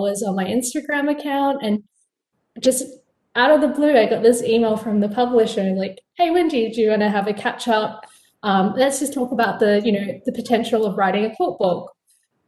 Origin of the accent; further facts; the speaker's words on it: Perth, Western Australia, Australia; now in New York City, United States; I'm originally from Perth, Australia. So you can probably hear it in my voice. But now I'm based in New York City